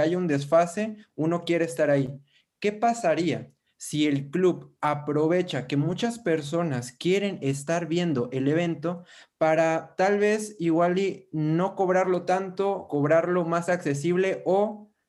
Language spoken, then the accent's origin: Spanish; Mexico; Yo soy de México